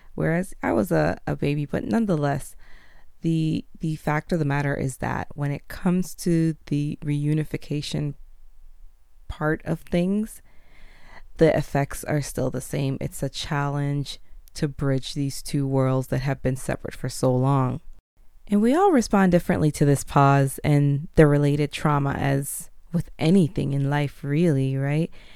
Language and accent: English; Jamaica; moved away; also born or lived in Canada / United States; being a Jamaican born, separated from my mother as a baby when she left the island